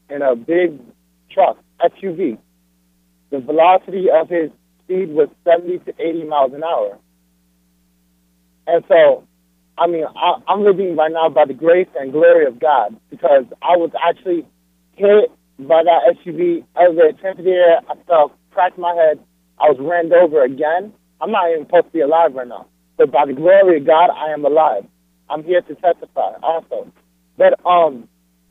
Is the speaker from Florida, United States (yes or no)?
yes; Florida, United States; I'm from Florida